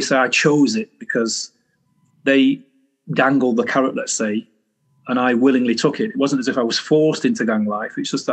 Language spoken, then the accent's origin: English; Manchester, North West England, United Kingdom; I was born in Manchester, a place called Longsight originally, because that's where I spent my former years, 10 years.